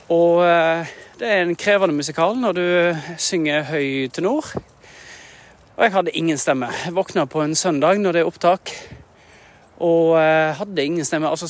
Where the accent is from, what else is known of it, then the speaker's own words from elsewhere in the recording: Norway; Jeg er en norsk eh, skuespiller som synger en del og bruker stemmen en del på jobb.